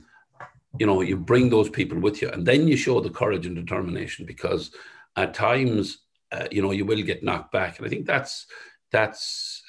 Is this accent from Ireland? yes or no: yes; Sligo, Connacht, Ireland; where we grew up in the West